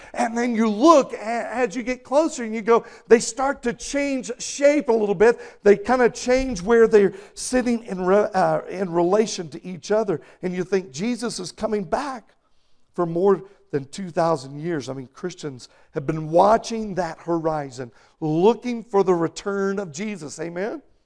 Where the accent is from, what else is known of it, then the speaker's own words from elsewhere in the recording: Texas, United States; moved away; When I was growing up in Texas